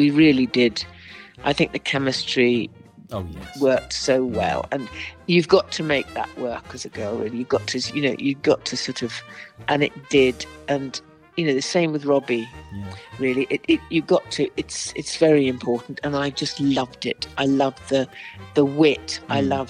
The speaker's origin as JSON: {"language": "English", "region": "Northern Ireland", "country": "United Kingdom", "said": "which I love the North because I'm Northern Irish, really."}